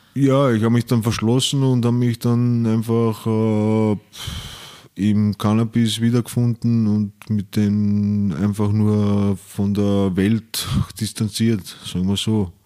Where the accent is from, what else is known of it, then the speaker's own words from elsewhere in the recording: Vienna, Austria; ich bin in Wien aufgewachsen, im 10. Bezirk